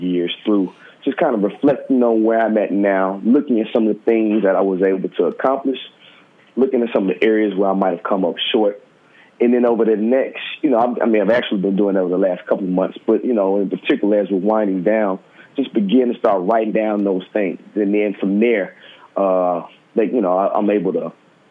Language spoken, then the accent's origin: English; Memphis, Tennessee, United States; moved away as an adult; also born or lived in Harlem, New York; now in New York, United States; I live in Harlem. I'm from Memphis, Tennessee, originally.